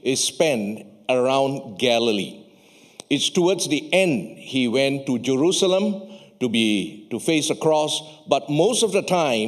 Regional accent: Malaysia; I come from Malaysia

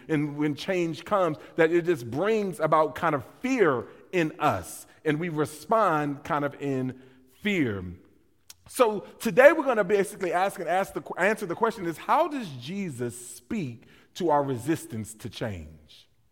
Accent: West Coast, United States; moved away; I grew up on the West Coast

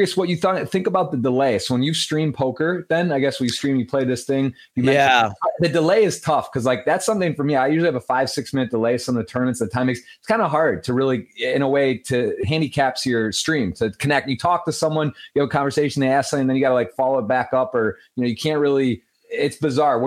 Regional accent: Michigan, United States; That's my home state

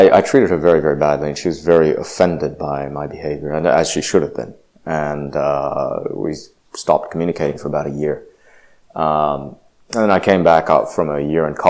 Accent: Indonesia; now in United States; I grew up in Indonesia. I spent 8 years there

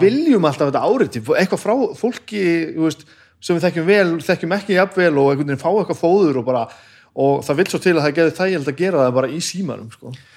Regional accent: Laugar, Northeastern Region, Iceland; also born or lived in Húsavík; ég ólst upp á laugum í Reykjavík sem er hann að hálftíman í landi frá Úsæk

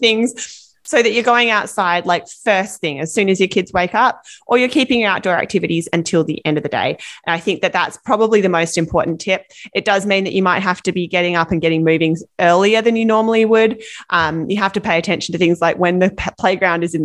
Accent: Australia; now in British Columbia, Canada; growing up in Australia, where it's hot all summer long

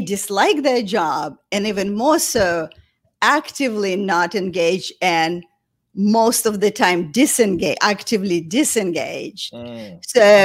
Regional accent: Russia; moved away as an adult; also born or lived in St. Petersburg, Russia / New York, United States; I grew up in a small town west of Moscow, about 4 hours from Moscow

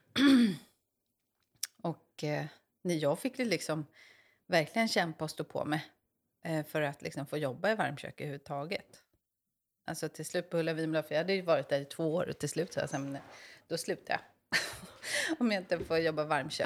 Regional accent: Stockholm, Stockholm County, Sweden; moved away as an adult; now in Mariefred, Sweden; jag är från eh, Stockholm

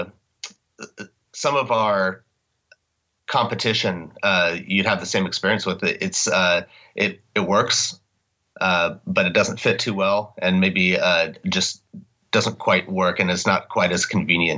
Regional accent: Portland, Oregon, United States; I'm from Oregon originally. I was born in Portland, lived here most of my life

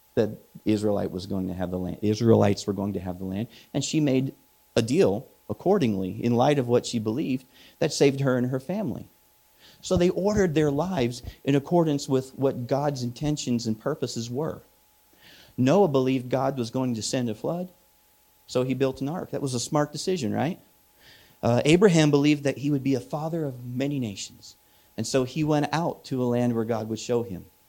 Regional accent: Midwest, United States; moved away; I'm from the Midwest

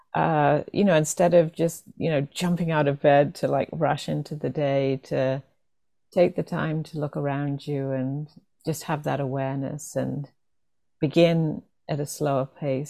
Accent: England, United Kingdom; growing up, especially in um, England

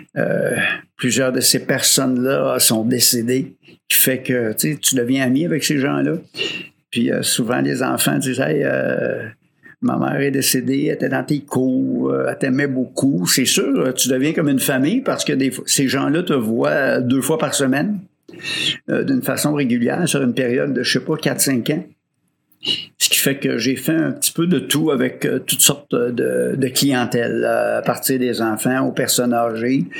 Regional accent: Rosemère, Quebec, Canada; also born or lived in Baie-Comeau; je viens de Rosemère, Sainte-Thérèse

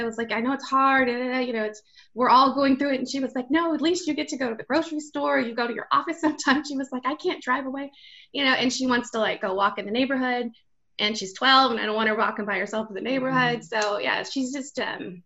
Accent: Texas, United States; I'm born and raised in Texas, so identify as Tejana

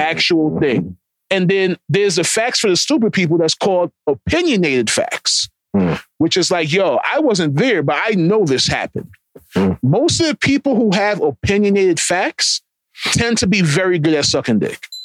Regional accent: Jamaica; I'm Jamaican.

